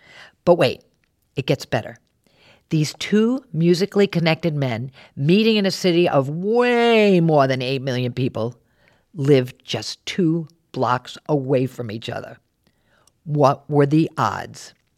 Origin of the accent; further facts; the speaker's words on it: New York, United States; hey, I'm from New York. Square footage is a big deal.